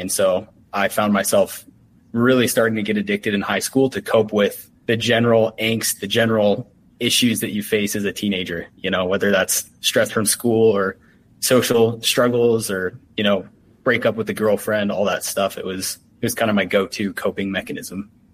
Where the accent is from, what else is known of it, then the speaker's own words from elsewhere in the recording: Utah, United States; I'm from Utah